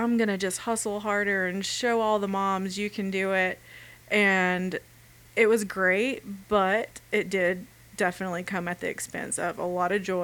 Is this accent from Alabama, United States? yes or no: yes; Alabama, United States; moved away; I'm from Alabama